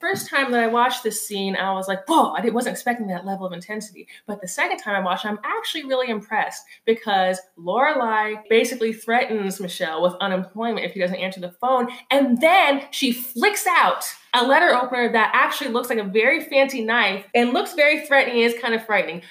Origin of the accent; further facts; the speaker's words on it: California, United States; now in Chicago, United States; I'm one of those people who is from California and constantly brings up that they're from California